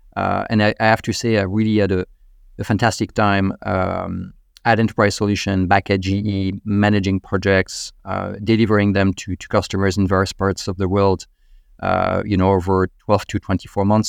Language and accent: English; Normandy, France; moved away as an adult; also born or lived in Paris, France; now in United States; I'm from Normandy in northern France